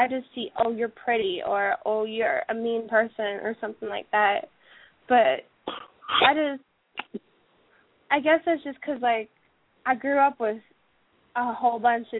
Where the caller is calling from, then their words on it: Cincinnati, Ohio, United States; I was in the chat room, and I'm calling from Cincinnati.